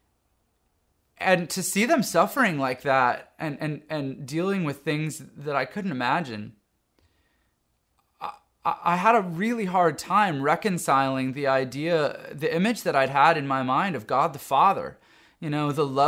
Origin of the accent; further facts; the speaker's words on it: Canada; moved away as an adult; now in United States; I grew up in Canada, lived most of my adult life in the U.S.